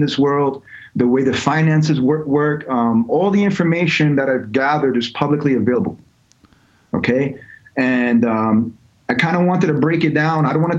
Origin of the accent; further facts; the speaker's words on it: New York, United States; also born or lived in Georgia / California; So I grew up in three different states. I grew up in New York, grew up in Georgia, grew up in California.